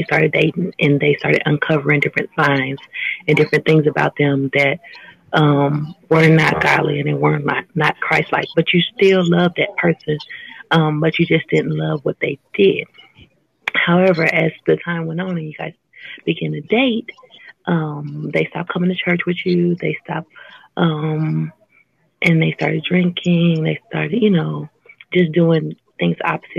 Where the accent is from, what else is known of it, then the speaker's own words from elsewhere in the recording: California, United States; I'm from California.